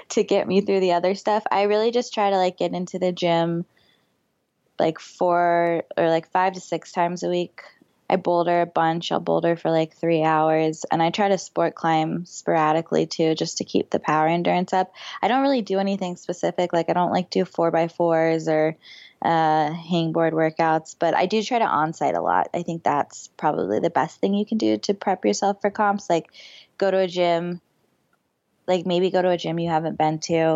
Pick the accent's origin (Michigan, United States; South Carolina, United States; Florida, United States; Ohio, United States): Florida, United States; I grew up in Florida.